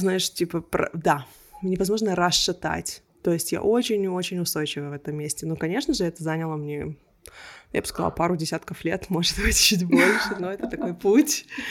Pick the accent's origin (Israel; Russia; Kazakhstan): Israel; first language Russian; moved away as an adult; also born or lived in Belarus / Berlin, Germany; now in Melbourne, Australia; мы всей семьей уехали из Беларуси в Израиль